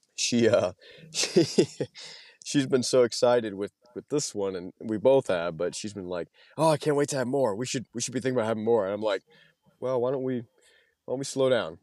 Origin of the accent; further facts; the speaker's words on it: Louisiana, United States; moved away as an adult; now in Moscow, Idaho, United States; I was from Louisiana. That's where I went back home to after I got out of the Marine Corps